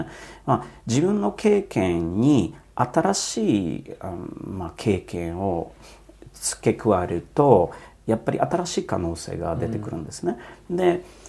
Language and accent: Japanese; Poland; Japanese is a second language; also born or lived in Germany / Netherlands / United States; now in Japan; 僕生まれたのは、まあ、ポーランドの共産主義の時の、うんえー、時代でで非常にちっちゃい村で生まれ育って